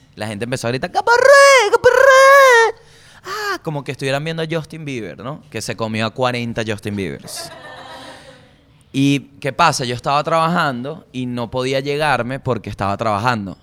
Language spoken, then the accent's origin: Spanish; Venezuela